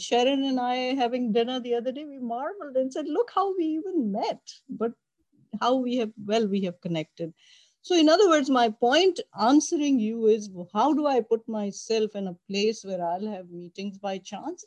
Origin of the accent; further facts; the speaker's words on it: Pakistan; moved away as an adult; also born or lived in Buffalo, New York, United States; I came from Pakistan. I arrived in Buffalo, New York